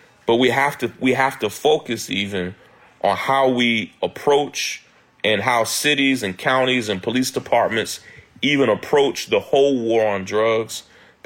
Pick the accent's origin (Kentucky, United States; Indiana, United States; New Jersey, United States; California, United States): Kentucky, United States; I'm from Kentucky, born and raised in Kentucky.